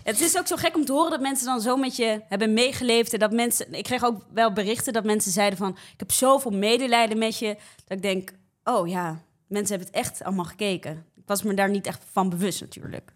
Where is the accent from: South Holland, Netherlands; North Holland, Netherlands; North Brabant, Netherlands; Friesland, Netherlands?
South Holland, Netherlands; Rotterdam; moved away as an adult; now in Amsterdam, Netherlands; Dus ik ben een geboren en getogen Rotterdammer, maar eh, ik woon nu voor studie woon ik in Amsterdam.